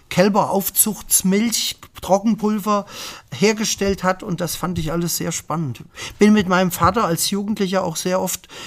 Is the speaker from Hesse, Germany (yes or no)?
yes; Bad Hersfeld, Hesse, Germany; wenn ich heute gefragt werde, wo komme ich her, sage ich aus Bad Hersfeld.